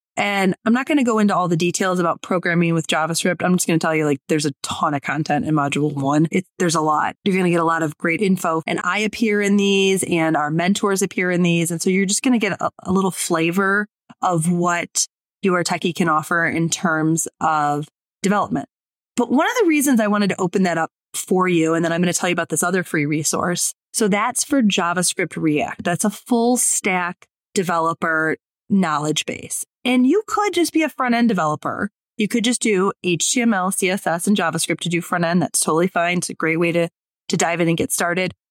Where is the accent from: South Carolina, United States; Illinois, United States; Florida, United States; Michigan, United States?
Michigan, United States; Detroit; I'm from Detroit